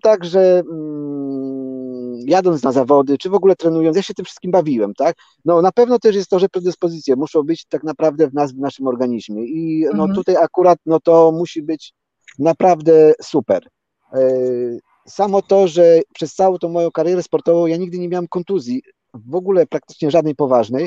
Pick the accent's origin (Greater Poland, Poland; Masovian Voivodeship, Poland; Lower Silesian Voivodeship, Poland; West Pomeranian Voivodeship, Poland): Lower Silesian Voivodeship, Poland; Polanica-Zdrój; now in Hordaland, Norway; ja tam się urodziłem i tam mieszkałem przez dłuższy czas